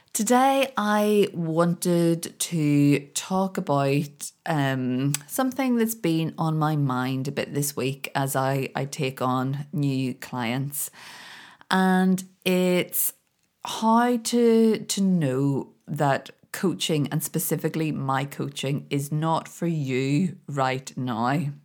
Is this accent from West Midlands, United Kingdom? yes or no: no; Belfast, Northern Ireland, United Kingdom; moved away as an adult; now in Scotland, United Kingdom; I'd, I'd been born and grown up in Belfast and I couldn't wait to get away.